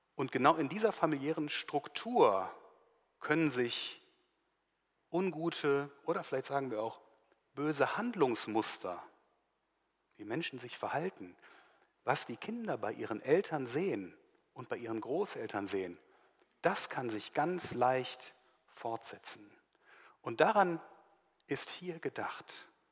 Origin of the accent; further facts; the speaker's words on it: Germany; bei uns in Deutschland hier